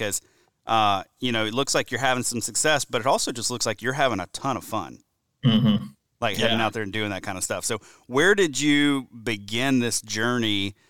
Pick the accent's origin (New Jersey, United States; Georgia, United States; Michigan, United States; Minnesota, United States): Georgia, United States; I'm talking with Stephen Cordaro from right here in my home state of Georgia.